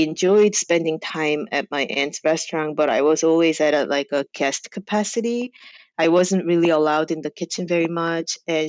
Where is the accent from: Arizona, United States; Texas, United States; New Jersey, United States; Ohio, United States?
New Jersey, United States; So when I lived in New Jersey, there was a good amount of like Korean population, and there were Korean immigrant pop